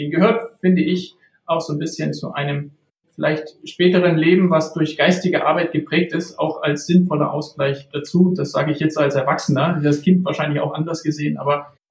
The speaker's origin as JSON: {"language": "German", "region": "Saxony-Anhalt", "country": "Germany", "tie": "born or raised there", "said": "Also ich bin jetzt nicht im Osten von Berlin aufgewachsen, sondern in Mittelostdeutschland, in Sachsen-Anhalt."}